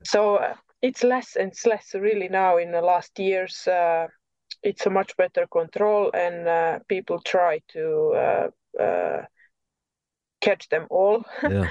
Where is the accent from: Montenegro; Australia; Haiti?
Montenegro; English is a second language; moved away as an adult; also born or lived in coast of Montenegro; now in Norway; I'm from Montenegro, so I moved from uh, coast. I mean, from the middle of Montenegro, I moved to the coast